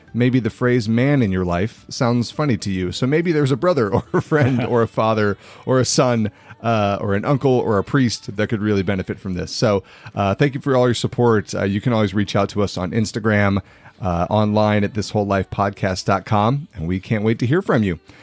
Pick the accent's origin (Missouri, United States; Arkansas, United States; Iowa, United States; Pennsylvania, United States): Iowa, United States; born or raised there